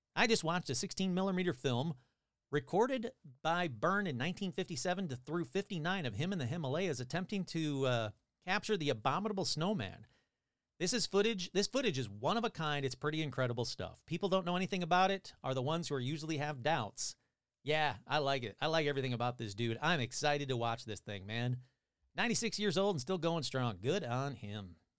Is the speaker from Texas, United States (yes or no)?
no; Michigan, United States; now in California, United States; I'm from Michigan